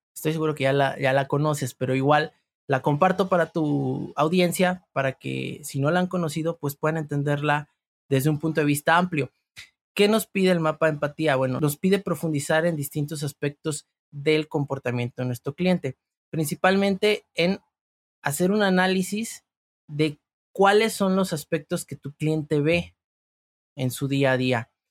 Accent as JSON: {"language": "Spanish", "region": "Veracruz", "country": "Mexico", "said": "yo soy del estado de Veracruz"}